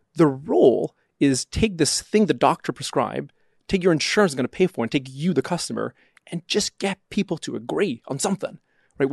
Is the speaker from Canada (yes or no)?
yes; Canada; moved away; I'm Canadian